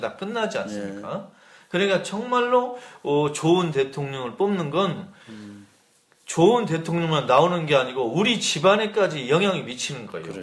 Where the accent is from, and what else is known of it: South Korea